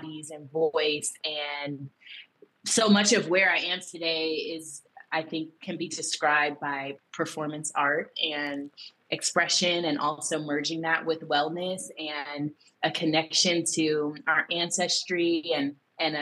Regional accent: United States; moved away as an adult; also born or lived in Brooklyn, New York / Atlanta, Georgia; now in Los Angeles, United States; growing up in the Bay and in Brooklyn, and then going to college in Atlanta

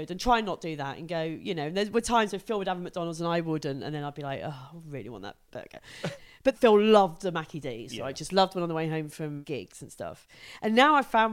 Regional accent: United Kingdom; I'm British

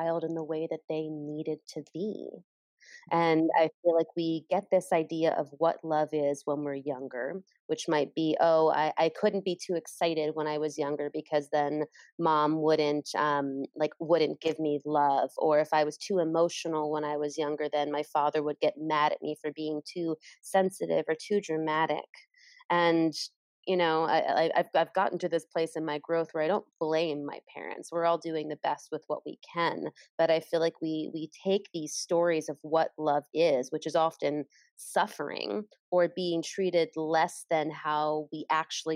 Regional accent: United States; growing up in American culture

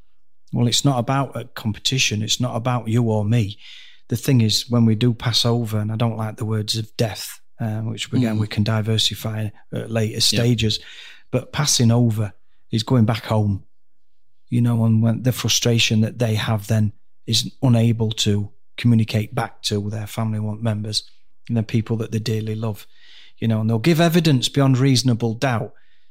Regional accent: Dhekelia, Cyprus; born there; I went to Cyprus, where I was born. I was born in Decalia, BMH Decalia.

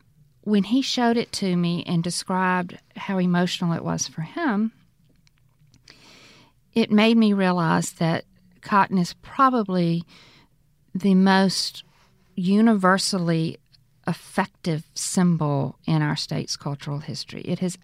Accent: Mississippi Delta, United States; what my experience growing up in the Delta was like

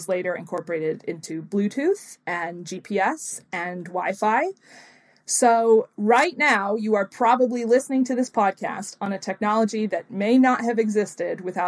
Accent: United States; as an American

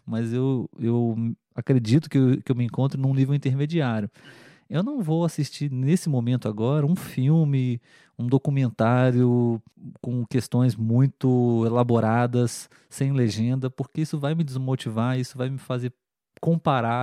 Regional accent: Brazil; Na escola, aqui no Brasil

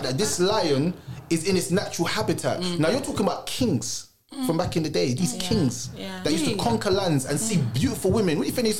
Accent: Clarendon, Jamaica; moved away; No, I wasn't born here. I was born in Clarendon, Jamaica.

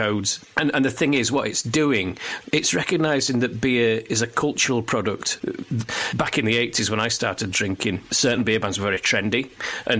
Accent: Barnsley, Yorkshire and the Humber, United Kingdom; I grew up in Barnsley

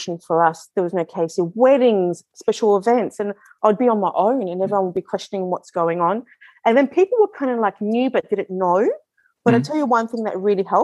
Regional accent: Melbourne, Victoria, Australia; I was born in Australia.

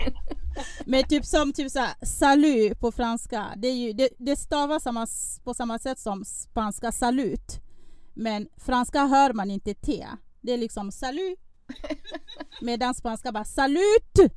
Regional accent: Republic of the Congo; now in Sweden; Jag är från Kongo Brazzaville

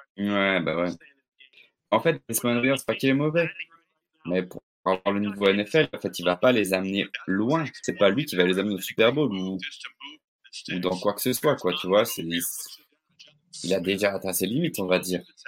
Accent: Belgium; je suis belge

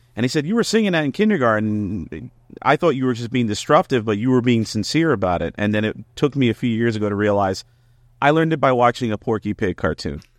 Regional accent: Elizabeth, New Jersey, United States; I'm from Elizabeth, New Jersey

